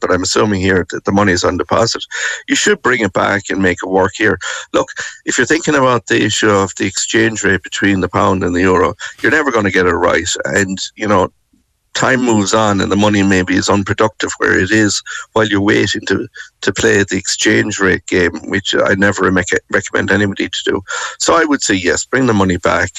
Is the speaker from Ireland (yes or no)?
yes; Limerick, Munster, Ireland; moved away; I am from Limerick and I live very close to the city centre growing up